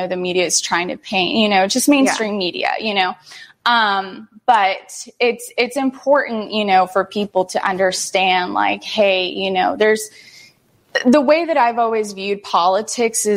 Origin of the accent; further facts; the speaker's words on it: United States; first language Spanish; English is a second language; I was born here in the United States. My parents were born in Mexico, and they immigrated